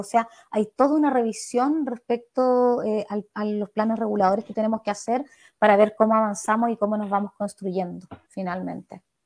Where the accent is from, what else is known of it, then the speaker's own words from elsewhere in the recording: Coyhaique, Aysén, Chile; coyaiquinas, ayseninas, madre, socióloga de profesión